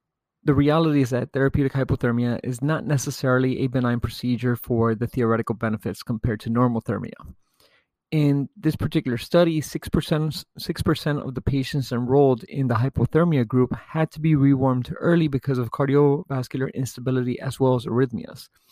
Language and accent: English; United States; being an American